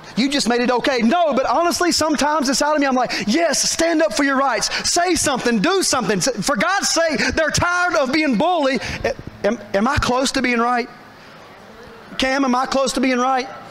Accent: Statesville, North Carolina, United States; I was born on Park Drive, which is true. My father delivered me on Park Drive in Statesville

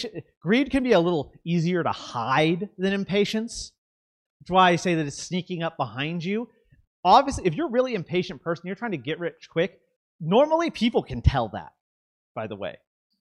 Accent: the South, United States; I'm from the South. We say this sort of thing.

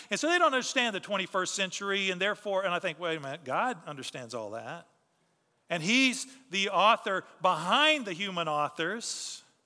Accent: Texas, United States; we're proud to be Texan

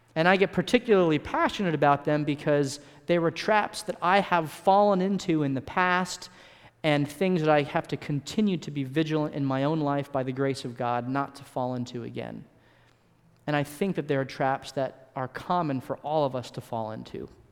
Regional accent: California, United States; I was born in California, and I spent most of my early childhood in California.

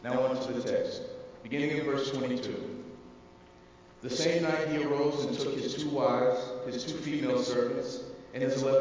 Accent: Mississippi, United States; I'm from Mississippi. I've been there my whole life. I'm a native.

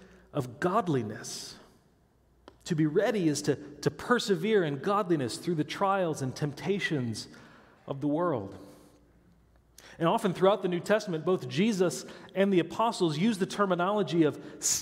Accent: Midwest, United States; I grew up in the Midwest where there's no mountains or hills or bumps. I could stand on my tiptoes and see across to Iowa

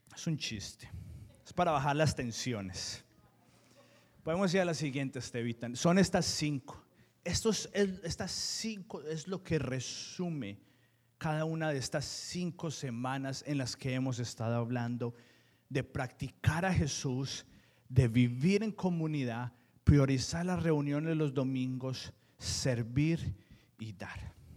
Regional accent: Colombia; Yo soy colombiano en todas las etapas de mi vida.

